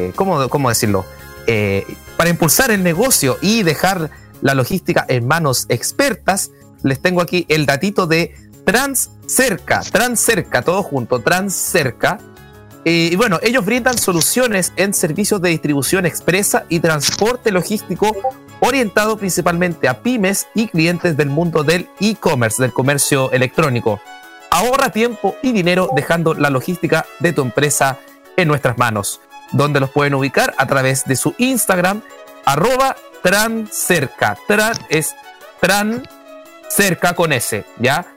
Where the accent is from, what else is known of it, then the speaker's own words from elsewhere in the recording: Puerto Montt, Los Lagos, Chile; moved away; Yo soy, yo soy oriundo de Puerto Montt